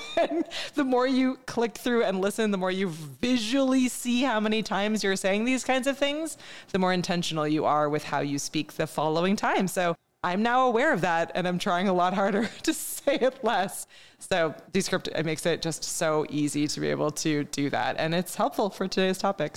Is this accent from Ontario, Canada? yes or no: no; Montreal, Quebec, Canada; moved away as an adult; I grew up in Montreal, and I grew up fairly bilingual. You have to in Montreal. But I haven't lived there now for almost twenty years at this point.